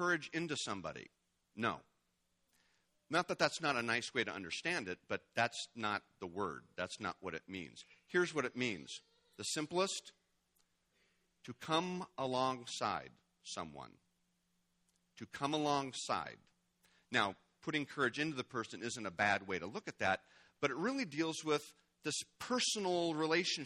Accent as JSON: {"language": "English", "country": "United States", "said": "as an American"}